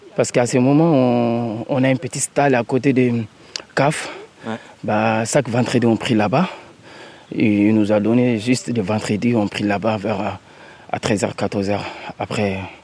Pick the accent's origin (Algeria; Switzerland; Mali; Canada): Mali; moved away as an adult; now in France; Je suis malien